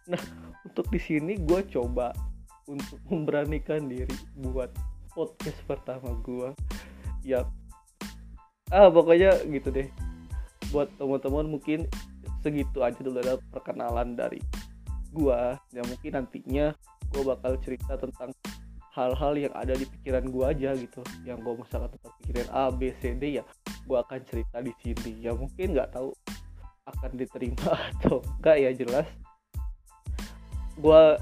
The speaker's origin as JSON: {"language": "Indonesian", "town": "Bandung", "region": "West Java", "country": "Indonesia", "said": "gue dari Bandung dan gue juga mahasiswa di salah satu universitas swasta di kota Bandung."}